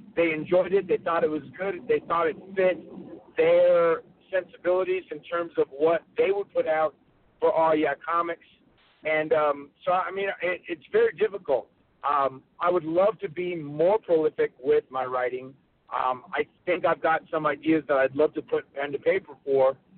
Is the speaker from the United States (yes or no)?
yes; North Carolina, United States; I grew up in North Carolina.